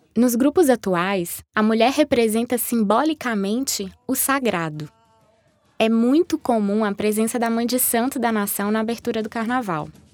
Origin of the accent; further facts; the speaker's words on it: northern Minas Gerais, Brazil; sou brasileira, norte-mineira